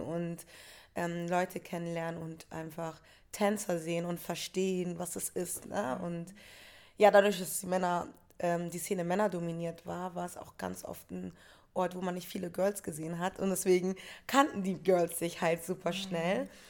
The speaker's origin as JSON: {"language": "German", "region": "Hamburg", "country": "Germany", "said": "aus Hamburg war schon so, wir sind die Hamburger"}